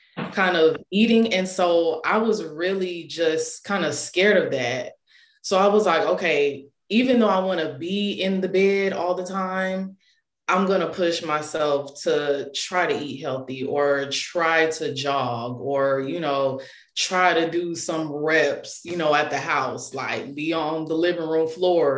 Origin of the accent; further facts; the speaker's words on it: Tallahassee, Florida, United States; moved away as an adult; now in Charlotte, United States; I was born and raised in Tallahassee, Florida. Shout out to Tally. I currently reside in Charlotte, North Carolina.